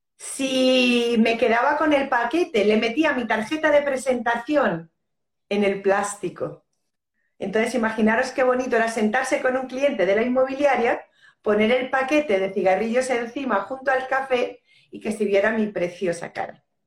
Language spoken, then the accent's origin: Spanish; Spain; also born or lived in Los Urrutias, Region of Murcia; soy española de nacimiento y colombiana de corazón